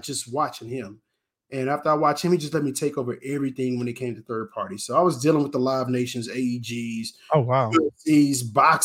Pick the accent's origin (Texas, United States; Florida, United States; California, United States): Texas, United States; Houston; I got to work for my hometown team